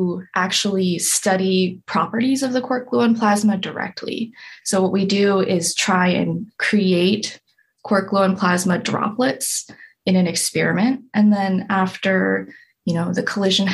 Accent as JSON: {"language": "English", "town": "Anchorage", "region": "Alaska", "country": "United States", "tie": "born or raised there", "also_born_or_lived": "Michigan", "moved": "as an adult", "lives_now": "East Lansing, United States", "said": "I'm from Anchorage, Alaska. Ooh, I was born and raised there"}